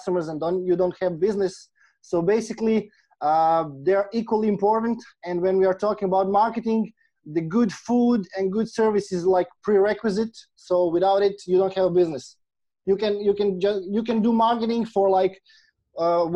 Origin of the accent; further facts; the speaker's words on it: Croatia; I'm from Croatia.